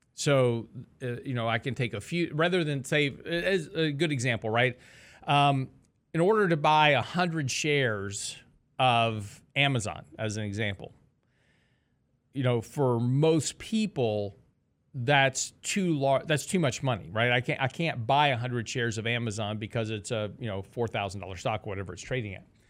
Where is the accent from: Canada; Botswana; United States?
United States; Texas; I'm from Texas